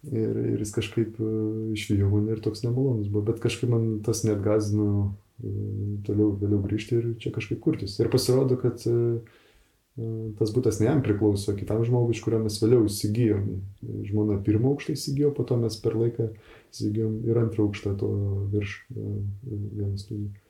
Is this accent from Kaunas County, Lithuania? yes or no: no; Vilnius, Vilnius County, Lithuania; moved away as an adult; now in Švenčionėliai, Lithuania; aš esu Vilnietis. Man visuomet būdavo tokia stigma, aš blogai jausdavausi Vilniui nors esu pats gimęs ir užaugęs Vilniui.